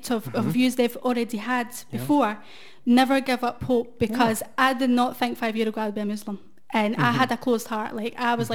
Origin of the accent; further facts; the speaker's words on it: Glasgow, Scotland, United Kingdom; born and raised in Glasgow